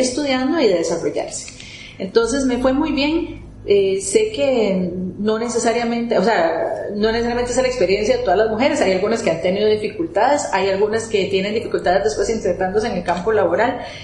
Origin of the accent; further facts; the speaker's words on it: Costa Rica; moved away as an adult; also born or lived in Germany; uno como costarricense